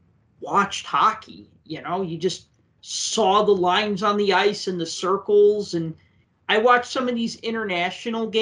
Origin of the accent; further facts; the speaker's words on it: Chicago, Illinois, United States; growing up in Chicago as a Blackhawks fan